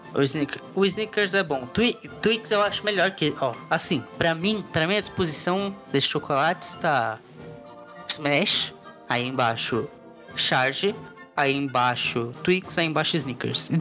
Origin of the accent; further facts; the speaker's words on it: Brazil; moved away; Tá no meu RG que eu sou brasileiro